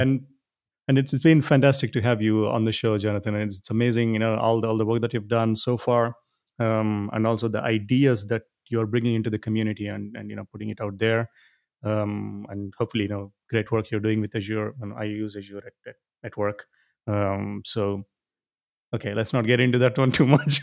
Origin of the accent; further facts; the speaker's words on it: India; I'm, I'm from India